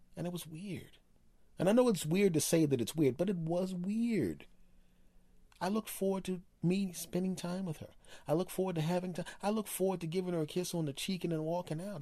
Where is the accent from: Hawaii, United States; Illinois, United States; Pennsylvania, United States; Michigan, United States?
Pennsylvania, United States; Philadelphia; I grew up in Philadelphia